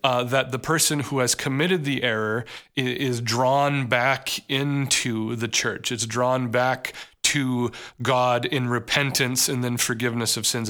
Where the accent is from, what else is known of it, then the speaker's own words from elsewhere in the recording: United States; we as an American society